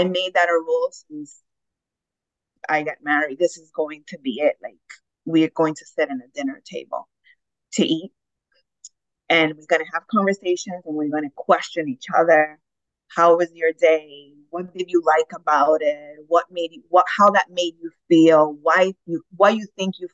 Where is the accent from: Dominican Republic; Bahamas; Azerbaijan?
Dominican Republic; moved away; I was raised in Dominican Republic